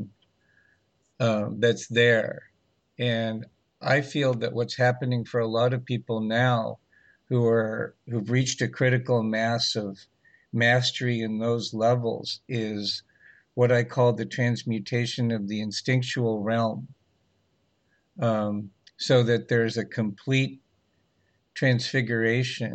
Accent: Los Angeles, California, United States; I grew up in Los Angeles during the 60s and 70s

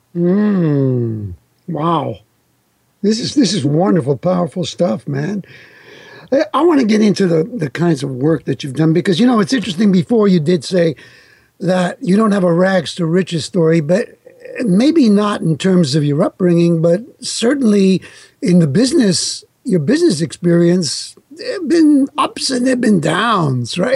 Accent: New York, United States; first language Italian; English is a second language; my parents were from Italy and they spoke Italian to me. So my first language was Italian. Yes. But uh, when I started going to school in, in New York

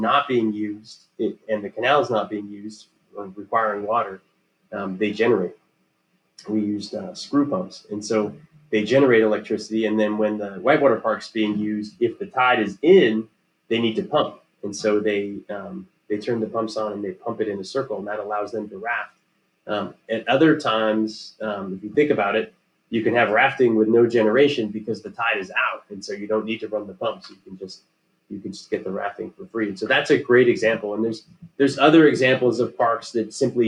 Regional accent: Pacific Northwest, Puget Sound, Washington, United States; we lived waterfront in Puget Sound

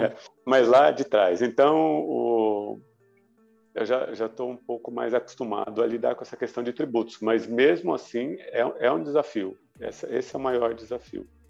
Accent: Brazil; como bom brasileiro já nos adaptamos

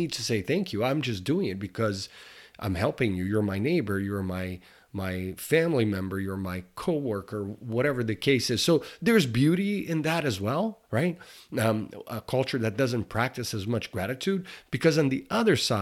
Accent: Brazil; now in United States; I'm originally from Brazil

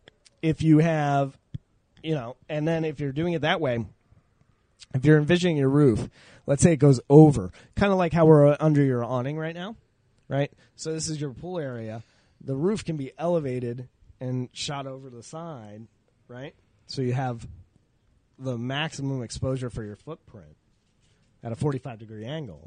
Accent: New England, United States; I grew up in New England

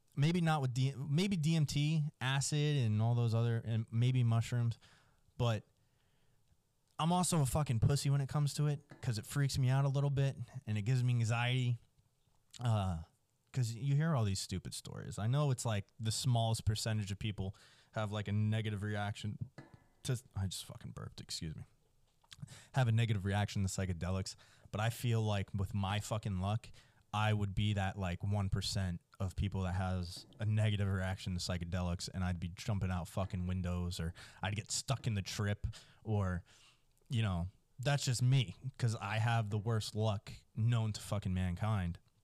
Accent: New Jersey, United States; now in Texas, United States; I grew up in Jersey.

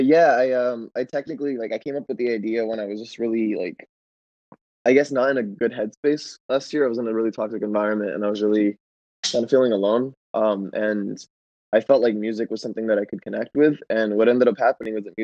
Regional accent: San Diego, California, United States; now in Los Angeles, United States; I am from San Diego

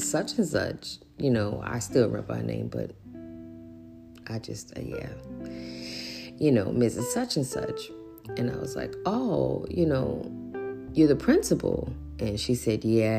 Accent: New Orleans, Louisiana, United States; grew up in New Orleans

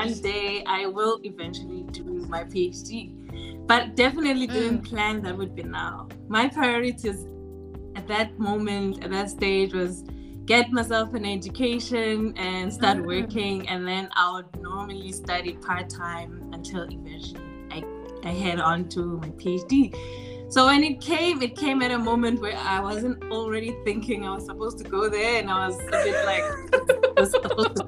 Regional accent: South Africa; moved away as an adult; now in Belgium; I'm South African by birth, I've lived most of my life in South Africa, then moved to Belgium a bit later, but grew up in South Africa.

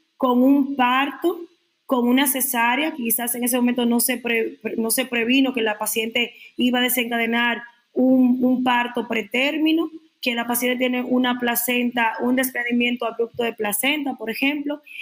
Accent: Dominican Republic; para decirlo como buen dominicano

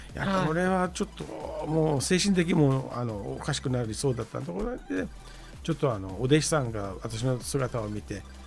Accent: Iran; Japanese is a second language; moved away as an adult; now in Tokyo, Japan; あのイランから来まして

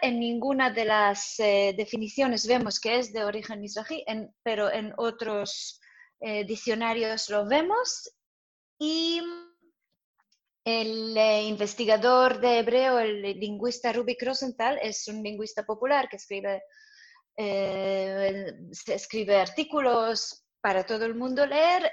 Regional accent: Jerusalem, Jerusalem District, Israel; Spanish is a second language; moved away as an adult; also born or lived in Soviet Union; now in Madrid, Spain; soy israelí, he crecido en Jerusalén y he venido a Madrid hace seis

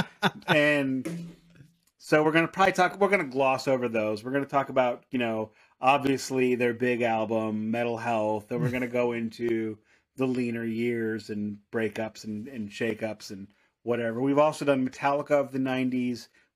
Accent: Missouri, United States; I am from Missouri.

